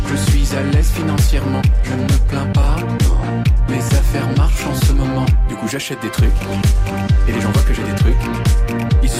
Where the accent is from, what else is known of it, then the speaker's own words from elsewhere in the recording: Portugal; ponho-me a chorar porque sou português